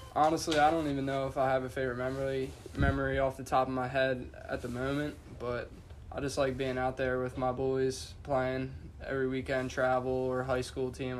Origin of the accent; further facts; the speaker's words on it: Middle Township, New Jersey, United States; I grew up here in Middle Township. Went to high school all four years at Middle Township